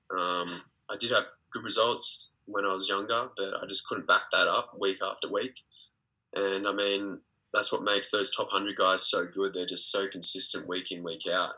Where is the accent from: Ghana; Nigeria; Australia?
Australia; also born or lived in Belgrade, Serbia; being an Australian tennis player.